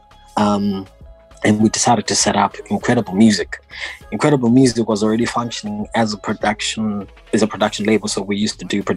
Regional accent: Harare, Zimbabwe; I was born and bred in Zimbabwe, born in Harare

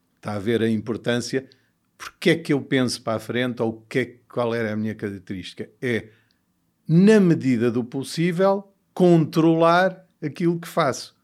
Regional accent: Portugal; born or raised there; also born or lived in Mozambique / United States

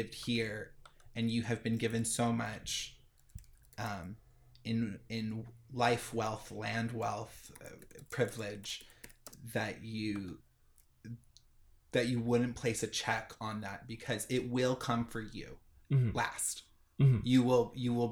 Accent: Orange County, California, United States; moved away; we grew up in Orange County

